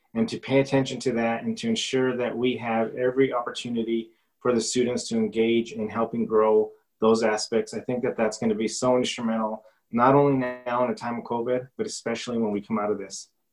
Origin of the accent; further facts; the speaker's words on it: Silver City, New Mexico, United States; Silver City, being born and raised and educated here in Grant County